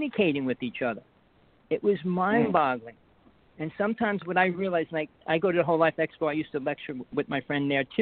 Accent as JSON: {"language": "English", "region": "New Jersey", "country": "United States", "tie": "born or raised there", "accent": "New Jersey", "moved": "as an adult", "lives_now": "Hawaii, United States", "said": "I grew up in Jersey. I lived almost every part of Jersey in about 45 years."}